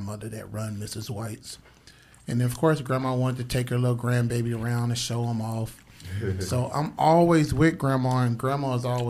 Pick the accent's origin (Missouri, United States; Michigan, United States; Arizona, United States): Arizona, United States; Phoenix; growing up in South Phoenix